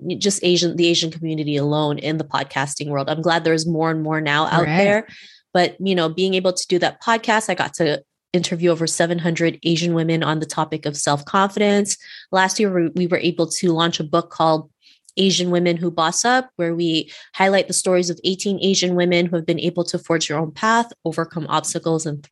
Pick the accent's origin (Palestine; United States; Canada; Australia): Canada; also born or lived in Cebu City, Philippines; born in Cebu City, Philippines, and moved to Canada when I was 7